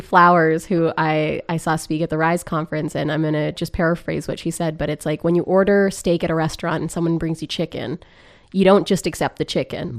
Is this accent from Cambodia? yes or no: no; Grande Prairie, Alberta, Canada; moved away; I grew up in Grand Prix, Alberta